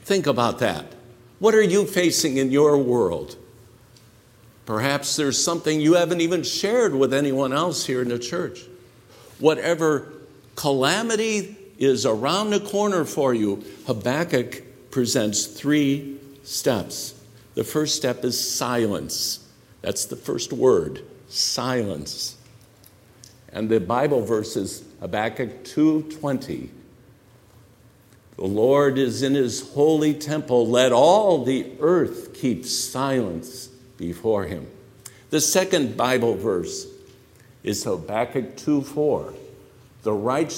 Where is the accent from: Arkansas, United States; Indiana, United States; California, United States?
Indiana, United States; Northwest; I was a kid growing up in Northwest Indiana